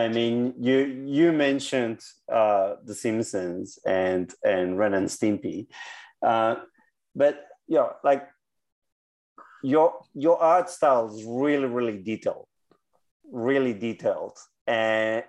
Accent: Basque Country, Spain; now in Victoria, Australia; I was a kid in the 80s, and in the Basque Country, the biggest music was punk

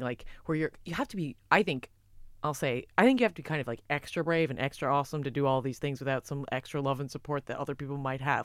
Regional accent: United States; I'm American as well

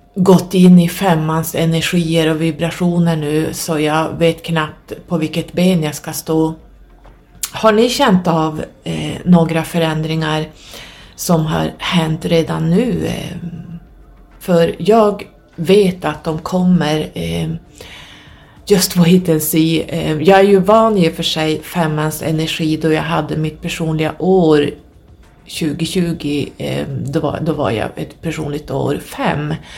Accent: Norrland, Sweden; also born or lived in Södertälje, Sweden / Stockholm, Sweden; När jag var ungefär 5-6 år så skilde sig mina föräldrar och jag och min mamma flyttade upp hit till Norrland i och med att hon var härifrån

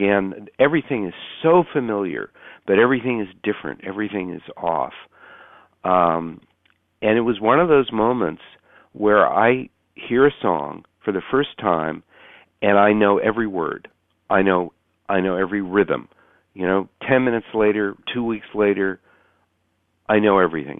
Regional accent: Menlo Park, California, United States; my hometown, Menlo Park, California

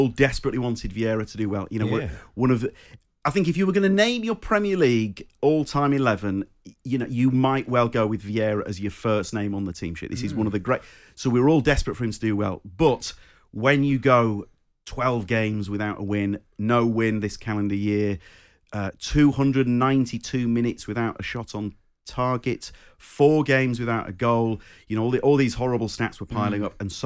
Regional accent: Croydon, London, United Kingdom; accent: thick Croydon; my thick Croydon accent

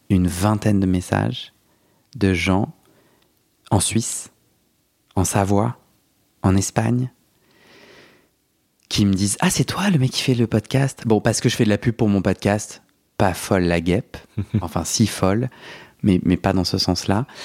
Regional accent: Algeria; now in France; Moi j'ai grandi en Algérie, en algérien, sans aucun témoignage sans, aucun, sans aucun référent.

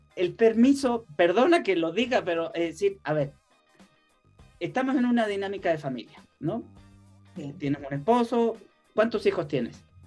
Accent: Chile; now in Mexico; soy chileno

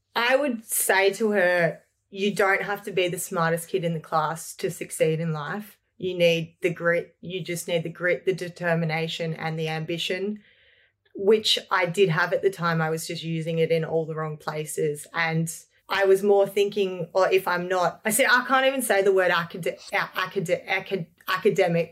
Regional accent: Lilydale, Victoria, Australia; I grew up in Lilydale, Victoria with my beautiful family

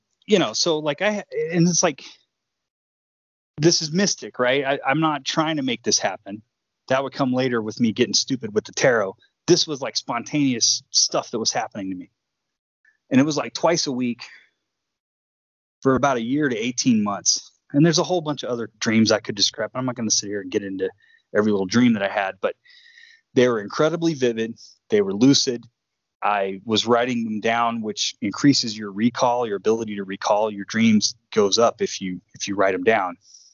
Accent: Houston, Texas, United States; I was growing up in Houston

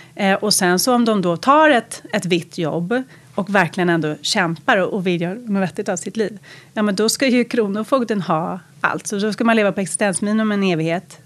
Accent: Lidingö, Stockholm County, Sweden; jag växte upp på Lidingö.

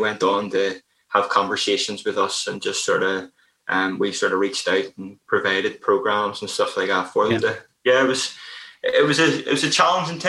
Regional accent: Belfast, Northern Ireland, United Kingdom; I grew up in Belfast, Northern Ireland

